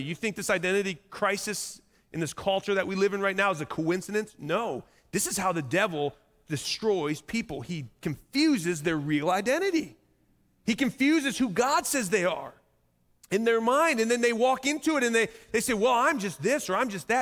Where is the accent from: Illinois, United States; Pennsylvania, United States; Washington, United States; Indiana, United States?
Indiana, United States; I'm just from Indiana